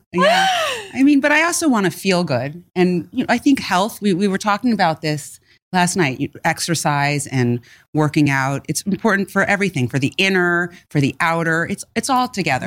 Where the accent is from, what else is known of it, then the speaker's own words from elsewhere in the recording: New York City, New York, United States; I'm born and bred in New York City